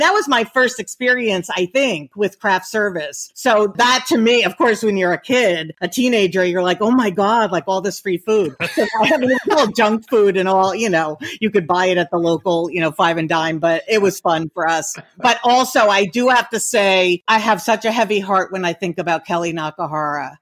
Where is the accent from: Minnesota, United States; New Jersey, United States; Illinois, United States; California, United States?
New Jersey, United States; Leonia; we grew up in New Jersey in a very, very tiny town in New Jersey called Leonia